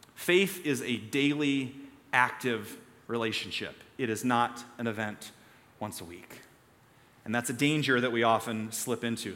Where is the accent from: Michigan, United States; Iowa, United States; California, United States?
Iowa, United States; Story City; I grew up in Story City, and our town festival was Scandinavian Days